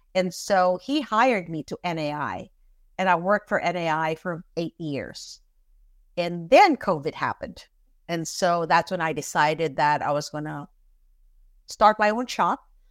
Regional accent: Philippines; moved away as an adult; also born or lived in California / New York City / Florida; now in Orlando, United States; So, I am an immigrant from the Philippines. I moved to this country in nineteen eighty-nine

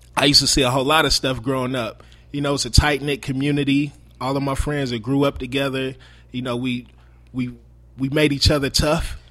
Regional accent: Marion, Indiana, United States; I'm originally from Marion, Indiana. Um, I g, born and raised in Marion, Indiana. I moved to Indianapolis when I was fifteen years old

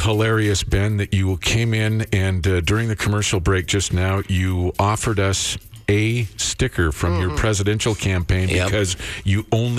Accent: Creston, British Columbia, Canada; I'm from Creston, B.C., the home of Kokanee beer.

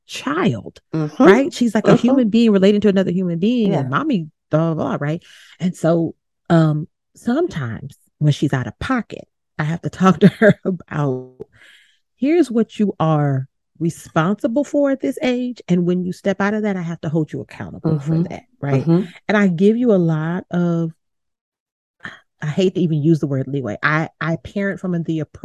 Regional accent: Baton Rouge, Louisiana, United States; moved away; I'm originally from Baton Rouge, Louisiana, so I always refer back to that as home.

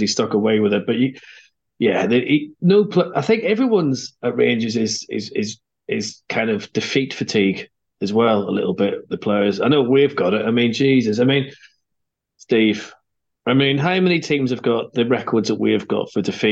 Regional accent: Ireland; I'm Irish

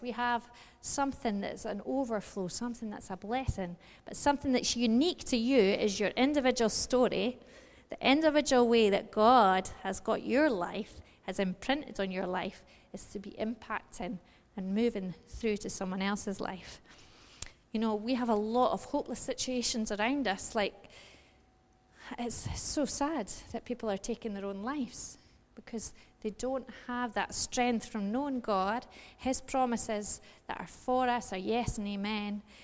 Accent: United Kingdom; we're British

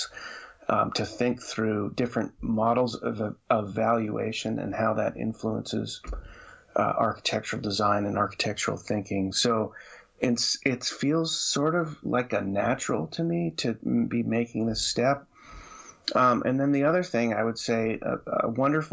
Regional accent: Vermont, United States; moved away as an adult; I grew up in Vermont

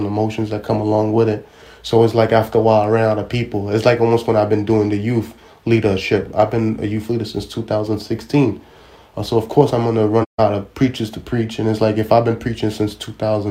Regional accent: New York City, New York, United States; I'm a guy from Brooklyn

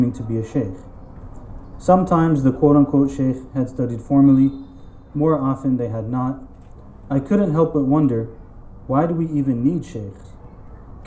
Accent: United States; I grew up in the American Muslim masjid.

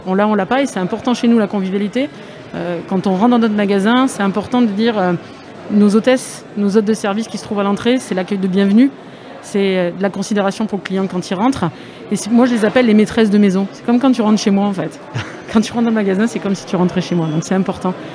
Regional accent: Aix-en-Provence, Provence-Alpes-Côte d'Azur, France; moved away; je suis du 13 à la base. Hein. Bon, je suis pas de Arles, mais je suis d'Aix-en-Provence

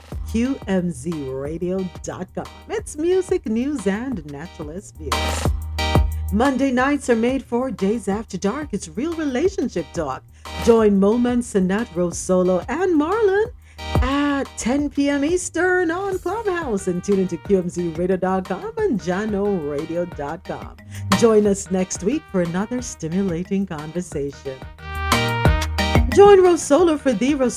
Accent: Jamaica; Growing up in Jamaica

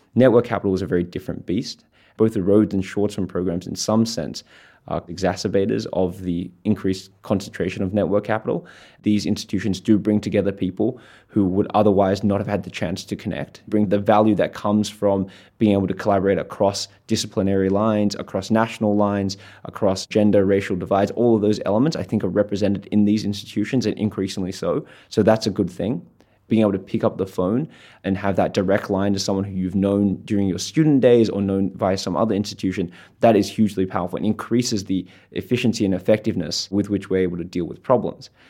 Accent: Australia; I'm an Australian and I'm a Schwartzman scholar

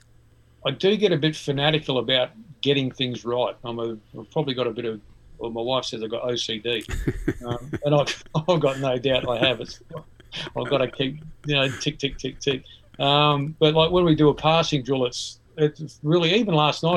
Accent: Adelaide, South Australia, Australia; growing up in Adelaide, I lived in Port Adelaide

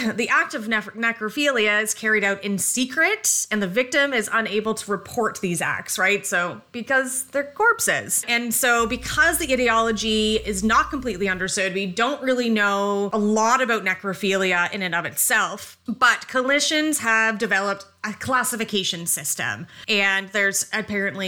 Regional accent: Canada; we're Canadian

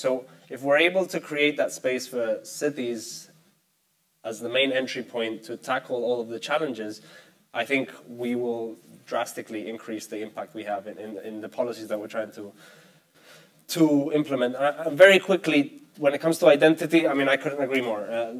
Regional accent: Spain; I come from Spain. Spain will not reach the 2030 agenda because the government one day wakes up and decides they reached it.

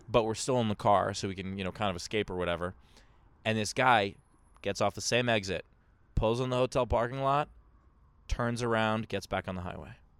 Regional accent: New York City, New York, United States; I grew up in Queens

